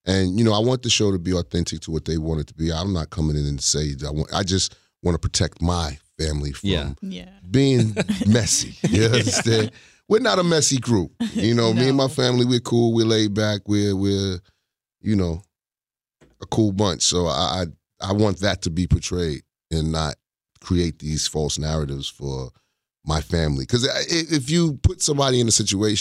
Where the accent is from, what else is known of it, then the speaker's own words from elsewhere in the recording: New York City, New York, United States; I grew up in Queens, New York.